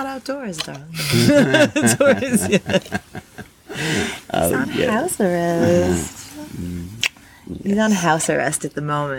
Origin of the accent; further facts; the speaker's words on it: United States; now in Australia; my United States people